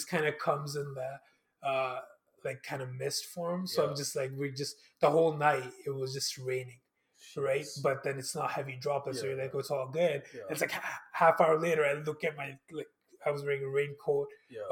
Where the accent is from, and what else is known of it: Edmonton, Alberta, Canada